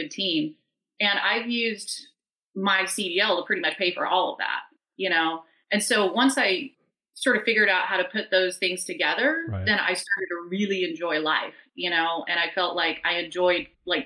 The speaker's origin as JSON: {"language": "English", "town": "Chinle", "region": "Arizona", "country": "United States", "tie": "born or raised there", "said": "I grew up mostly on the Navajo Reservation in Chinle, Arizona"}